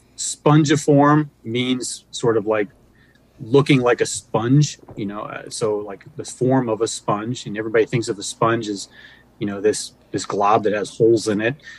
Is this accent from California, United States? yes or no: no; Pennsylvania, United States; moved away as an adult; also born or lived in Virginia / Illinois; now in Michigan, United States; I grew up in Pennsylvania.